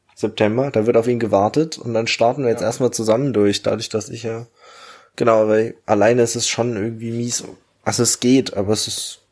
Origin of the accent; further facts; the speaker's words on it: Germany; moved away as an adult; now in Australia; Bei uns in Deutschland